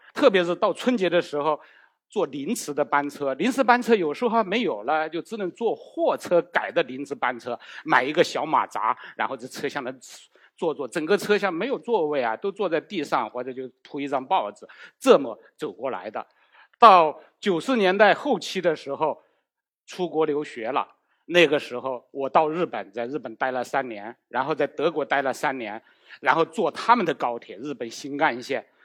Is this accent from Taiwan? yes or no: no; China; 我们中国人不习惯用四，这个不吉利